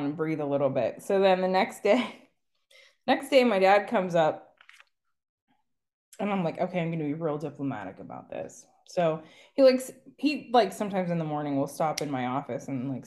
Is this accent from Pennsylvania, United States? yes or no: yes; Pennsylvania, United States; being from Pennsylvania